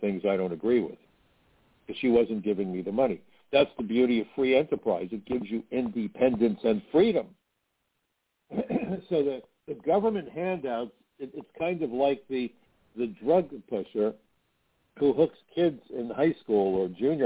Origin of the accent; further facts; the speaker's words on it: New York City, New York, United States; When I was a kid growing up in Brooklyn, my mother gave me an allowance